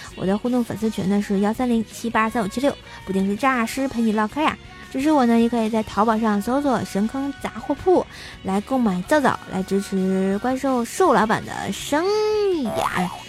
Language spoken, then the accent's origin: Chinese; Tianjin, China; 你居然不知道我是天津人啊